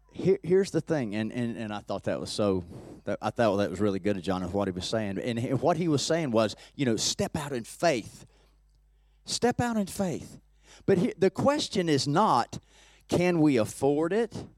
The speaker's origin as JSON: {"language": "English", "town": "Peachtree City", "region": "Georgia", "country": "United States", "tie": "born or raised there", "said": "by a lake in my hometown, in, in Peachtree City where I live now"}